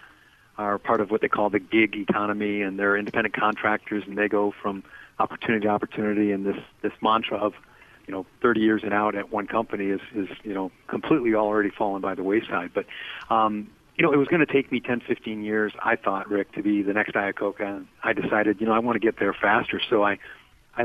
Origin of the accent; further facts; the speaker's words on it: Detroit, Michigan, United States; moved away; I was born in Detroit and grew up there and went to school at a place called Eastern Michigan University